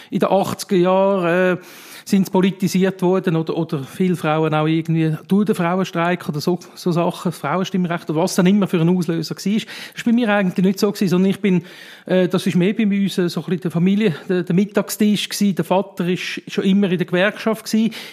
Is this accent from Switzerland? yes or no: yes; Wetzikon, Zurich, Switzerland; Äh, bin also nur gebürtiger Wetziger, bin dort aufgewachsen in der Schule, bin in der, in der Nachbargemeinde Hittnau dann auch in die Stiftung gegangen